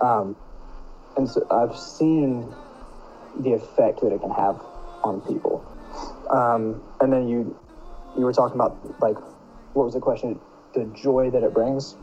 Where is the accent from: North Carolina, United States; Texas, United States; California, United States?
North Carolina, United States; I'm 19 from North Carolina